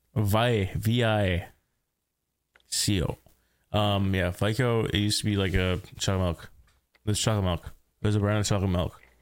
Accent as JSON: {"language": "English", "region": "rural Saskatchewan", "country": "Canada", "tie": "born or raised there", "said": "I grew up in rural Saskatchewan"}